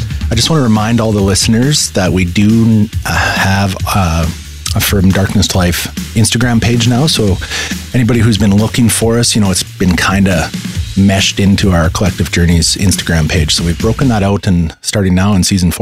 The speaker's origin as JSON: {"language": "English", "country": "Canada", "said": "like most Canadians"}